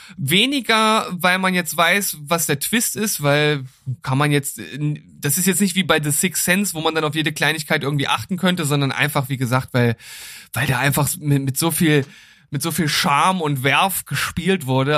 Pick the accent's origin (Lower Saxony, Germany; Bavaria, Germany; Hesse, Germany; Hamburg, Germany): Lower Saxony, Germany; mein Heimatbundesland